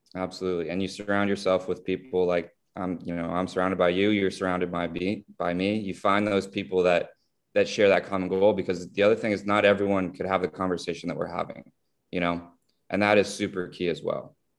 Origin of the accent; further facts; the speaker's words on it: South Florida, United States; as many of us growing up in South Florida did, took Spanish for many years in school